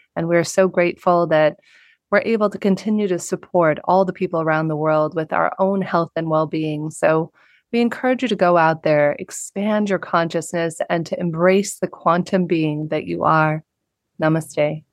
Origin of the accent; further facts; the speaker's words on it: Southern California, United States; a young girl growing up in the United States in Southern California